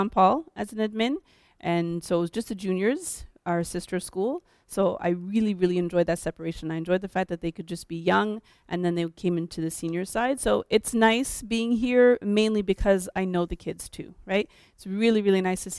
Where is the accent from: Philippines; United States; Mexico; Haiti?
Haiti; first language French; English is a second language; now in Montreal, Canada; I'm Haitian